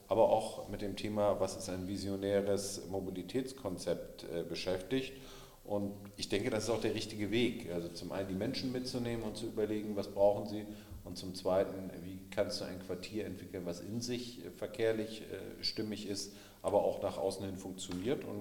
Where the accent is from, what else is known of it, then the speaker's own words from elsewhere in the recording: Hamburg, Germany; In anderen Bereichen bin ich mit meiner Heimatstadt nicht ganz so glücklich. Ich denke, äh, dass man auch in Hamburg stärker über Angebote und äh, weniger über Verbote nachdenken soll.